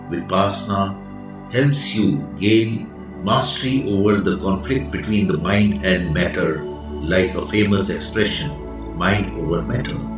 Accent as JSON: {"language": "English", "country": "India", "said": "I am the Indian monk."}